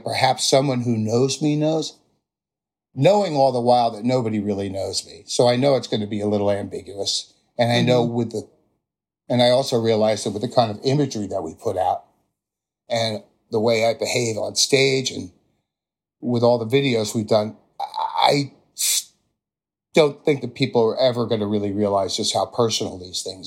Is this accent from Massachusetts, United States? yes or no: no; New Jersey, United States; a normal American kid from New Jersey